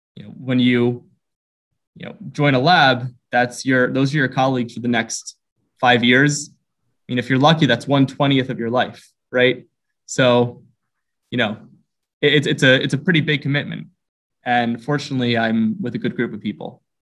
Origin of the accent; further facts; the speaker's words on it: Philadelphia, Pennsylvania, United States; I was born and raised in Philadelphia um, in a neighborhood there called Roxborough